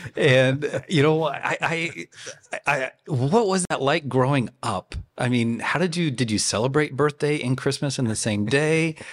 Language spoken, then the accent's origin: English; Tennessee, United States; moved away; I grew up in Tennessee